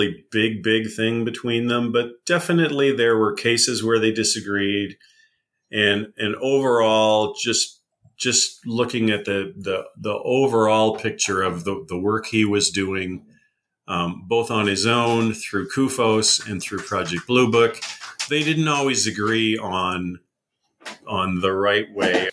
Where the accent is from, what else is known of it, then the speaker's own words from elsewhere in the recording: Wisconsin, United States; Worked for a while at Yerkes Observatory in my home state of Wisconsin